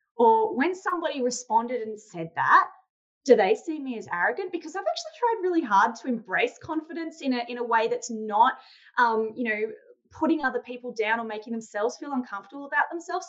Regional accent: Australia; I'm from Australia

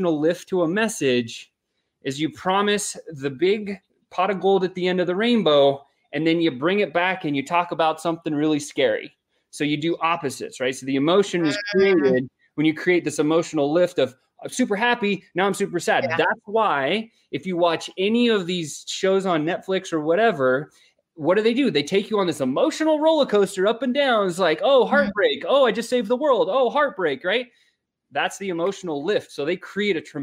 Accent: South Africa; I was born in South Africa

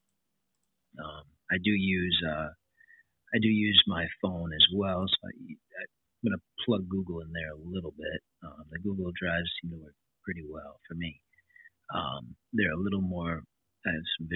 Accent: Kenosha, Wisconsin, United States; born and raised in Kenosha, Wisconsin here

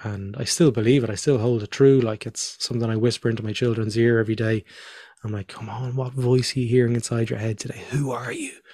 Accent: Dublin, Leinster, Ireland; also born or lived in Northern Ireland / Australia; we moved down to Dublin

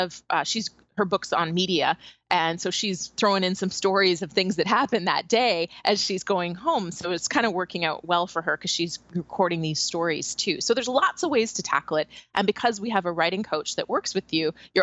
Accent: Canada; moved away; I'm from Canada originally.

